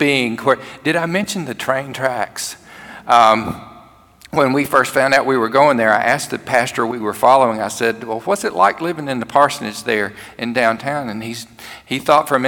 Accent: Cherokee, Alabama, United States; moved away as an adult; We moved to my hometown, to Cherokee, Alabama, to serve as pastor of one of my churches

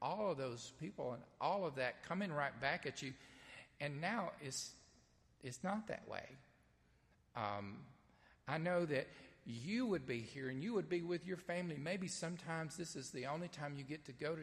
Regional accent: the South, United States; accent: southern; I try to speak Greek in my southern accent

